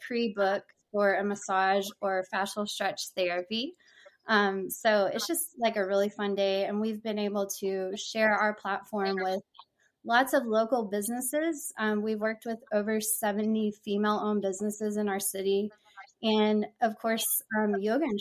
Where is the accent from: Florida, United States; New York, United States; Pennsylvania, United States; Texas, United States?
Texas, United States; Houston; also born or lived in Corpus Christi, Texas; I'm from the Houston area in Texas